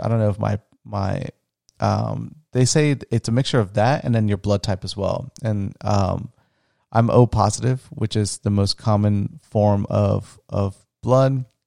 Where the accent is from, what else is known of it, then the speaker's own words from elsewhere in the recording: Florida, United States; also born or lived in Orlando, Florida; where I grew up in Florida, I'll never forget in grade school